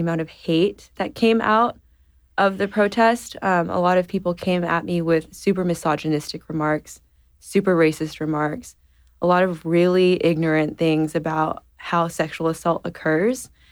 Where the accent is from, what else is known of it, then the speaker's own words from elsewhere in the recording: San Antonio, Texas, United States; I grew up in San Antonio, Texas